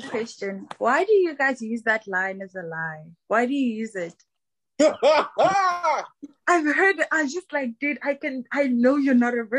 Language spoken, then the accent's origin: English; South Africa; South Africa.